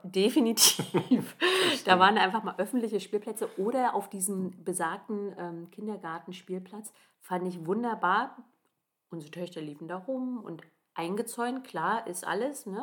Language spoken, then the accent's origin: German; Germany; bei uns in Deutschland